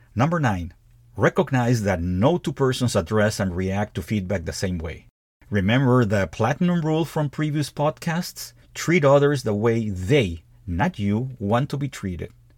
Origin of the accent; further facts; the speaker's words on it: Peru; moved away as an adult; also born or lived in United States; my home country of Peru